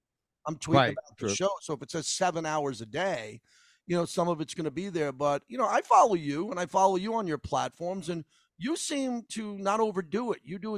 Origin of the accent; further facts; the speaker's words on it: Massapequa, New York, United States; Massapequa, where I'm from.